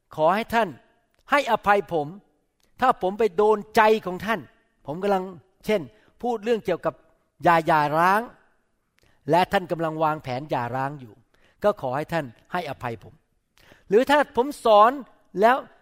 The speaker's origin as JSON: {"language": "Thai", "country": "Thailand", "moved": "yes", "lives_now": "United States"}